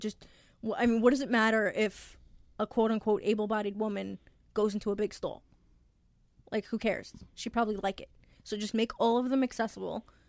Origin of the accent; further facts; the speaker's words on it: New York, United States; also born or lived in Long Island; I'm from Swamp East, which is New York.